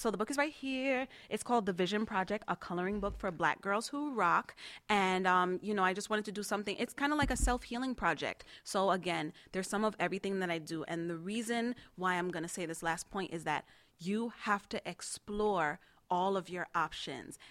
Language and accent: English; New York City, New York, United States; now in South Florida, United States; I'm from Queens